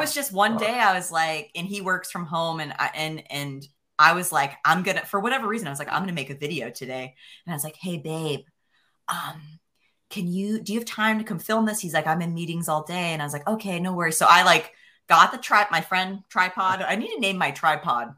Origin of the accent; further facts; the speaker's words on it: Pennsylvania, United States; moved away as an adult; also born or lived in central New York / Idaho; now in Bentonville, United States; I grew up in Pencil, Pennsylvania